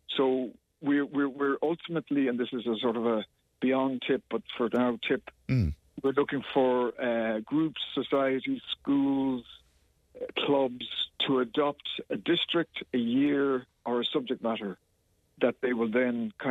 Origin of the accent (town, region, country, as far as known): Kerry, Munster, Ireland